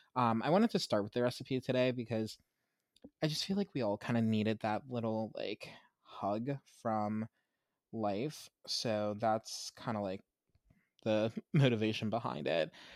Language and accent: English; Pittsburgh, Pennsylvania, United States; I grew up in Pittsburgh, mostly, um, and where we lived, we lived outside of the city